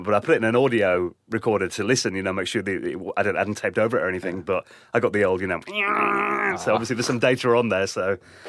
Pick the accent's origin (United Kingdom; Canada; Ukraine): United Kingdom; East Midlands; speaking as like someone who grew up in England